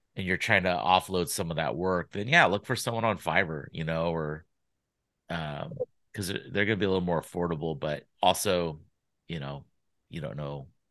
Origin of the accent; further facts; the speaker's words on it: Sacramento, California, United States; also born or lived in San Diego / Los Angeles; I grew up in Sacramento